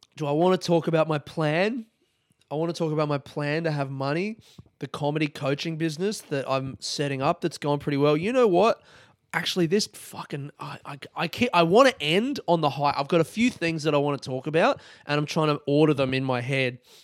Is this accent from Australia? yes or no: yes; Adelaide, South Australia, Australia; now in Melbourne, Australia; I grew up, it was called Fritz, man. In Adelaide, it's called Fritz.